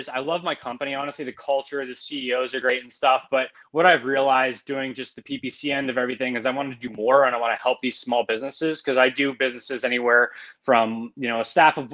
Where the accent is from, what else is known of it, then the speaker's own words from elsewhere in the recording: Pittsburgh, Pennsylvania, United States; now in Portland, United States; I live in Portland, Oregon. I'm originally from Pittsburgh, Pennsylvania